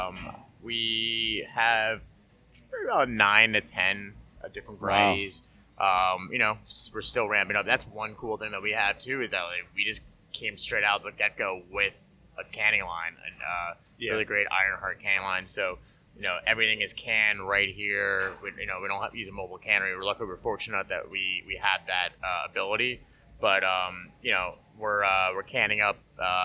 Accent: Rockland, New York, United States; I grew up in Rockland and there was nothing up there

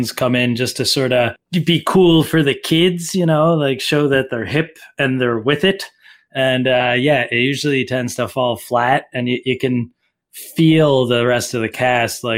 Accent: Cape Breton, Nova Scotia, Canada; when I was a teenager growing up in Cape Breton

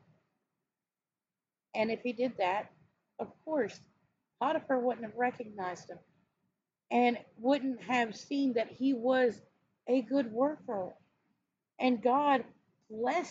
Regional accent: the South, United States; I grew up in the South. I'm still in the South, in Texas.

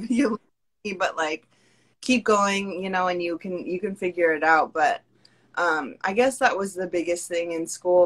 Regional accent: Pacific Northwest, United States; moved away as an adult; now in Brooklyn, New York, United States; I'm originally from the Pacific Northwest

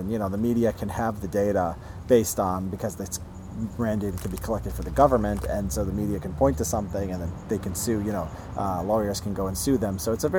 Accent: Illinois, United States; Right outside Chicago.

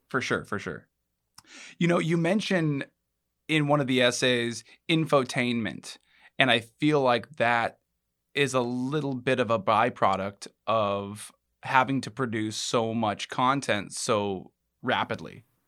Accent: Alaska, United States; I'm from Alaska

